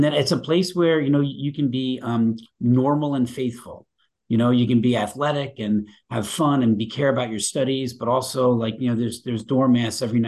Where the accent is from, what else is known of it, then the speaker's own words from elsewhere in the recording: Long Island, New York, United States; moved away; growing up in Long Island. It's like being home.